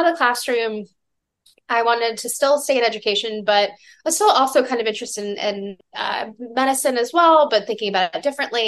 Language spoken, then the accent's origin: English; Georgia, United States; moved away; I'm from Georgia